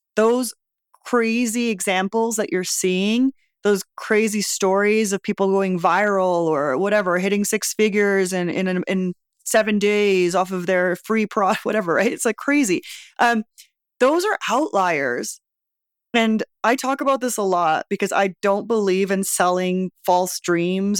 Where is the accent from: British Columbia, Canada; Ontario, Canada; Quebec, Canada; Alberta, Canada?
British Columbia, Canada; Vancouver; moved away as an adult; now in Mexico City, Mexico; I'm from Vancouver originally